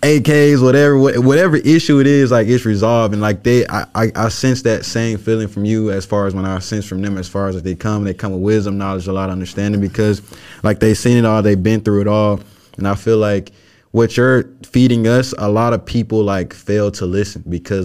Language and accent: English; Memphis, Tennessee, United States; moved away; I'm originally from Memphis. So I grew up with my grandma, right?